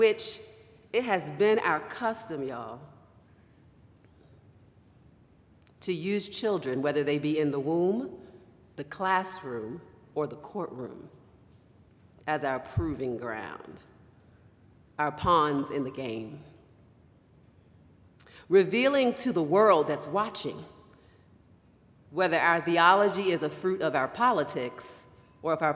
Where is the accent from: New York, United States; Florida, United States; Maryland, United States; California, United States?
Maryland, United States; Baltimore; moved away; also born or lived in West Michigan; I grew up in Baltimore, Maryland, on the East Coast of the United States.